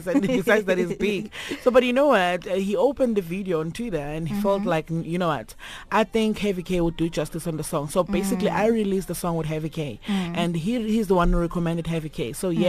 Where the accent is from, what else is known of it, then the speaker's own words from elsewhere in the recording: Nkomazi, Mpumalanga, South Africa; born there; So yeah, my family will stay in Mbombela in Nelspruit, but I was born in Nkomazi.